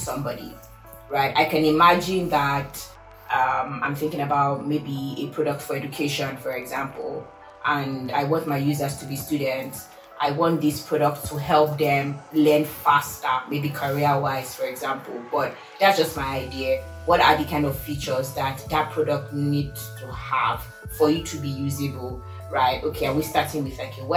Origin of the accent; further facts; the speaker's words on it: Lagos, Nigeria; now in Seattle, United States; I am originally from Lagos, Nigeria, but right now I claim I'm from Seattle.